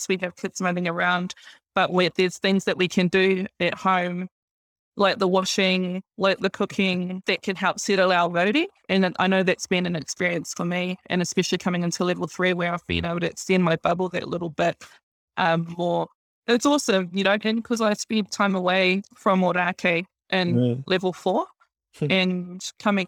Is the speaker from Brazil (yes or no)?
no; New Zealand; I've been brought up here in Aotearoa